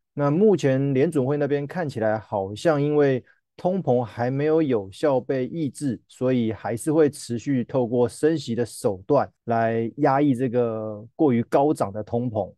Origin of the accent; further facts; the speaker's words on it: Taiwan; 我们台湾这边的老人也是非常非常的多